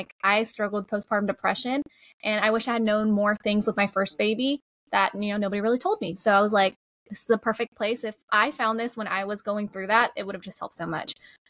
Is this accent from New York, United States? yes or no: no; Georgia, United States; first language Spanish; English is a second language; Maromi and I are both from Georgia. I didn't have any Hispanic friends growing up. I was like the only one I knew of, and I spoke Spanish was my first language because my parents didn't speak English at the time.